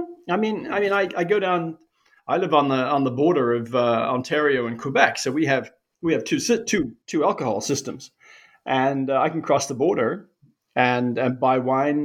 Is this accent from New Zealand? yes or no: yes; New Zealand; moved away as an adult; also born or lived in Europe; now in Canada; I grew up in New Zealand